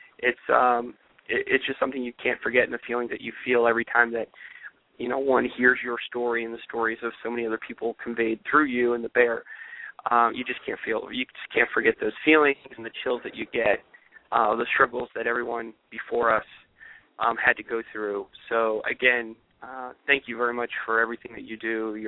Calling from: Charlottesville, Virginia, United States; from Charlottesville

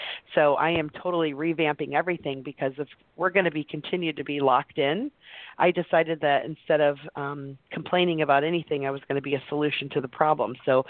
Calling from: Wimberley, Texas, United States; Hi, I'm calling today from Wimberley, Texas, the middle of nowhere near Austin.

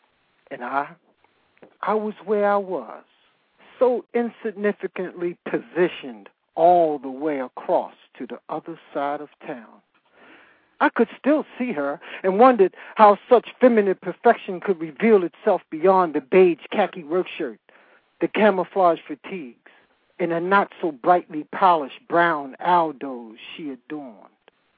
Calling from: Calabasas, California, United States; I'm calling from Calabasas

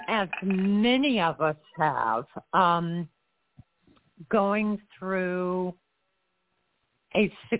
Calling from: Florida, United States

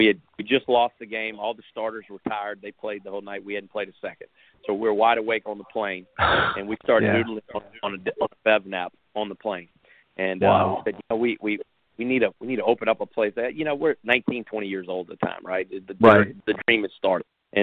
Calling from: Baton Rouge, Louisiana, United States; Baton Rouge, Louisiana.

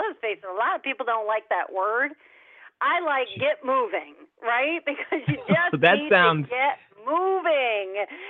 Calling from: Orlando, Florida, United States; I'm calling from sunny Orlando, Florida.

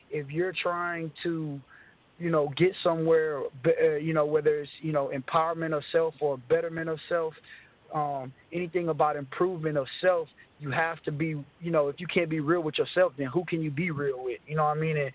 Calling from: Texas, United States; I'm calling from

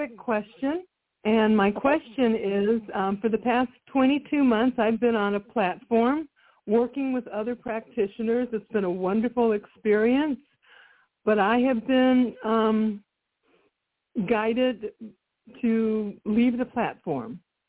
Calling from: Texas, United States; I'm calling from the state of Texas.

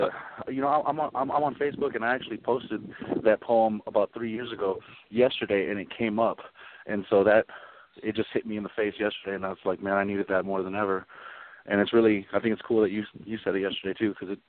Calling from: Colorado Springs, Colorado, United States; I'm calling from Colorado Springs, Colorado.

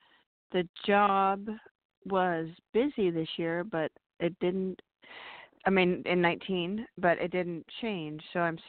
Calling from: California, United States; from California.

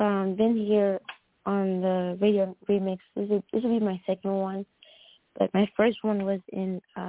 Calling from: Red Oak, Texas, United States; Red Oak, Texas.

